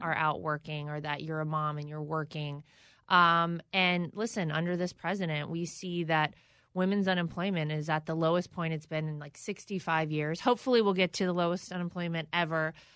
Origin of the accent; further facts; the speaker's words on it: North Carolina, United States; my home state of North Carolina